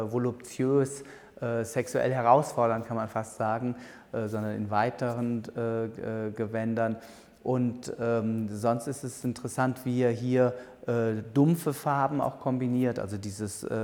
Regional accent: Bonn, North Rhine-Westphalia, Germany; born there; Ich bin in Bonn geboren.

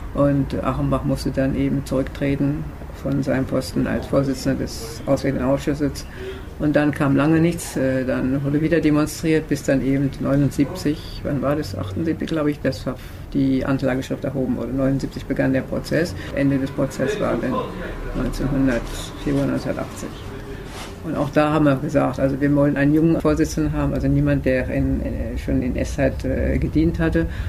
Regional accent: Germany; moved away as an adult; also born or lived in Havelberg; now in Paris, France; als Deutsche, die hier lebt, wohl verheiratet mit einem Franzosen, auch Französin geworden

